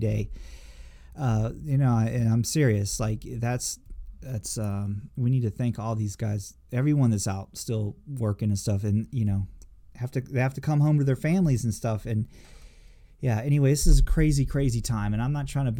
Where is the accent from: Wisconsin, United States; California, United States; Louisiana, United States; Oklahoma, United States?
Louisiana, United States; New Orleans; I was born in New Orleans